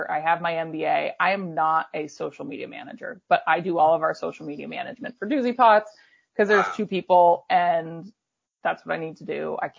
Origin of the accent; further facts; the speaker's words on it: Waterbury, Vermont, United States; also born or lived in Long Island, New York; And then we moved to Waterbury when I was almost 5 from Long Island.